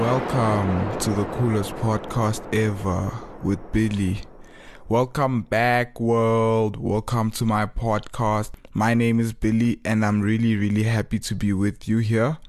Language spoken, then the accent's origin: English; Johannesburg, Gauteng, South Africa; moved away as an adult; also born or lived in Cape Town; my growing up in Joburg